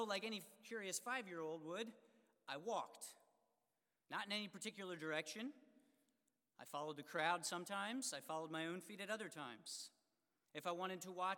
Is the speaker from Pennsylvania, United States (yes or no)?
yes; Harleysville, Pennsylvania, United States; I was lost at the Harleysville Fair. My hometown fair